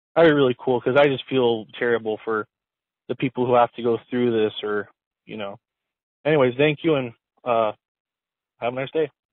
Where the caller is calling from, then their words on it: San Diego, California, United States; I'm calling from San Diego, California.